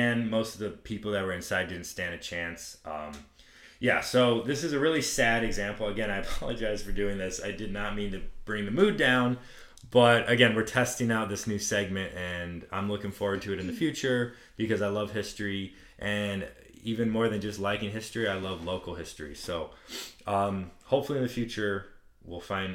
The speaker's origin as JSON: {"language": "English", "region": "Texas", "country": "United States", "said": "I'm from Texas"}